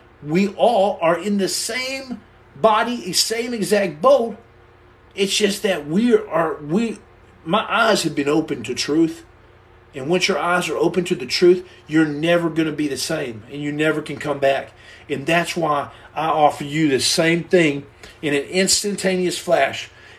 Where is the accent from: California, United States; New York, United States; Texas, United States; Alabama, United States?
Texas, United States; I don't have anything a problem with Oklahoma. I like to joke around. But I'm from Texas.